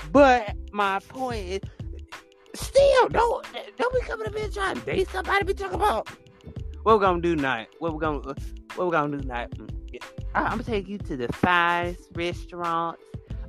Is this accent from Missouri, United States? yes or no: no; Chicago, Illinois, United States; I see you from Chicago. I'm from Chicago too.